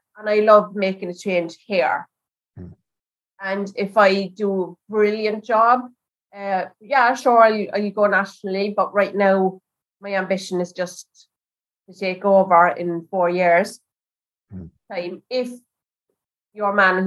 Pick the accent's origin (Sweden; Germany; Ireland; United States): Sweden; Alvesta, Kronoberg County; the area where I grew up in Alvesta